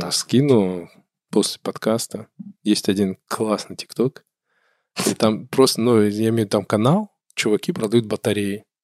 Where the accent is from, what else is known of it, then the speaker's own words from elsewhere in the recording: Kabardino-Balkaria, Russia; я люблю свой край, я позиционирую себя, я кабардинец, я там адык, черкес